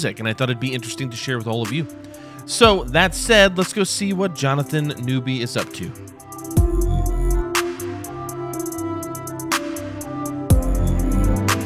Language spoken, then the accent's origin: English; Muncie, Indiana, United States; the music community where I grew up in Muncie, Indiana